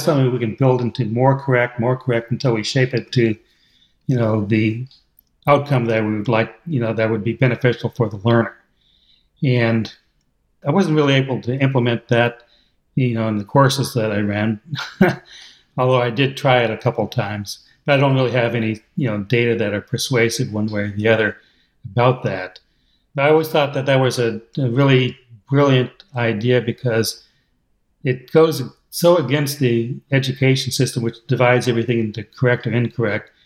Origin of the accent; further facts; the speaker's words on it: United States; accent: American English; I'm using American English